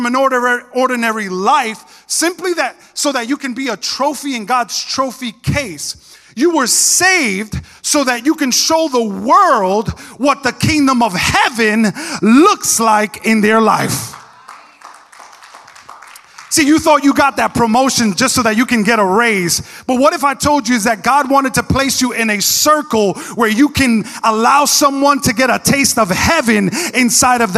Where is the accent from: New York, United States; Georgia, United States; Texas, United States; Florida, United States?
New York, United States; moved away; I was from New York